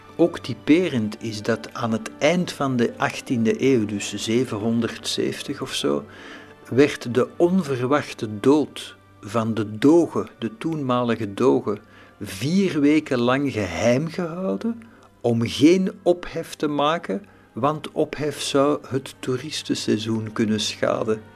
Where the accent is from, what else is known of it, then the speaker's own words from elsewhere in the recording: Belgium; want dat zou ik zijn als Belg